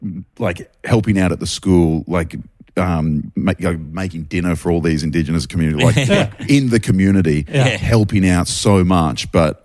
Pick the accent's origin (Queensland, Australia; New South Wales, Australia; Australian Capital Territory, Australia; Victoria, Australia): Queensland, Australia; Sunshine Coast